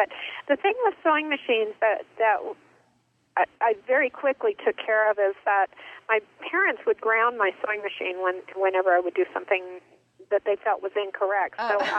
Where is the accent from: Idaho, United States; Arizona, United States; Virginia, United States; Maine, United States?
Arizona, United States; Well, I grew up in Arizona, but here and there, cause my dad is an architect